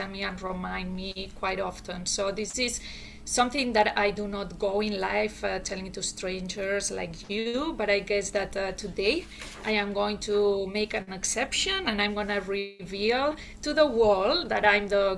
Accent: Barcelona, Catalonia, Spain; moved away as an adult; now in United States; I was born and raised in Barcelona

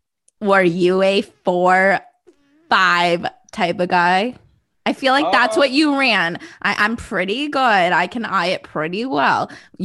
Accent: Midwest, United States; also born or lived in South Florida / Ontario; I grew up living in the Midwest, in South Florida. I actually went to a high school in Ontario.

